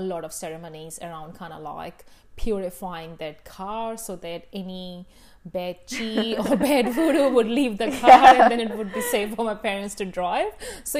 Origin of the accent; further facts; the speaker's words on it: India; moved away as an adult; now in New Zealand; I grew up in India, right?